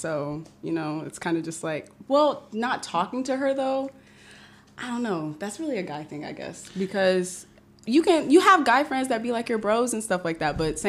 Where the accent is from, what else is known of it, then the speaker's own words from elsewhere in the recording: Houston, Texas, United States; moved away; I'm from Houston, Texas, here at Ross, too.